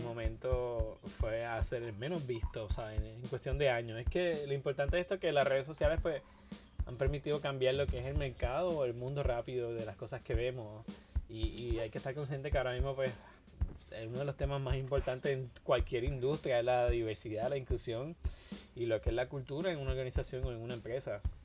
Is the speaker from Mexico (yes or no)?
no; Puerto Rico; todos los puertorriqueños